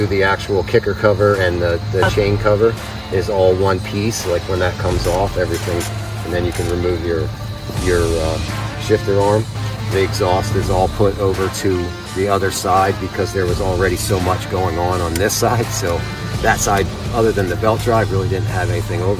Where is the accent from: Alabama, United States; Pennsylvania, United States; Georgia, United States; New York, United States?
Pennsylvania, United States; Terry Hill; I'm from Terry Hill, Pennsylvania